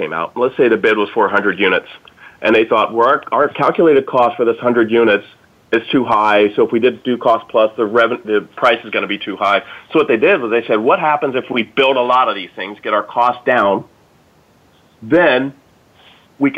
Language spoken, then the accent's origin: English; Dayton, Ohio, United States; I'm from Dayton, Ohio, and we had 6 GM divisions